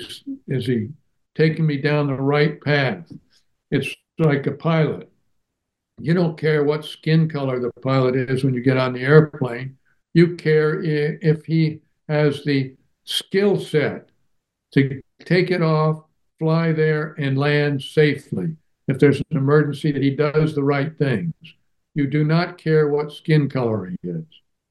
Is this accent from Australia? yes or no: no; Germany; Now, I grew up in Germany after World War II.